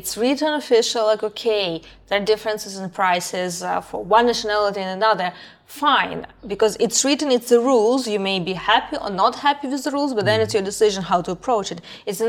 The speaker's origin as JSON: {"language": "English", "country": "Brazil", "second_language": "English", "said": "because I speak several languages, and we spoke in English, but we said, oh, from Brazil, so it was one price."}